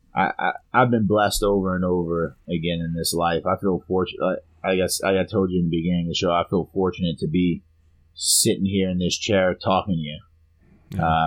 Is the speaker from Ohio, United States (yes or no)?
no; Louisiana, United States; my hometown or our hometown, Louisiana